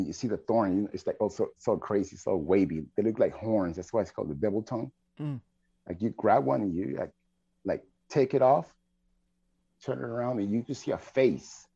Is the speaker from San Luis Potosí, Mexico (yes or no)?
yes; San Luis Potosí, Mexico; moved away; I was born in San Luis Potosí, Mexico